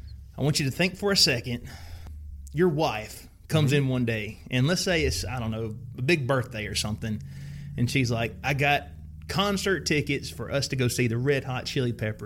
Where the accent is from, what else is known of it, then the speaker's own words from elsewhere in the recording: the South, United States; I'm from the South, and I grew up a redneck.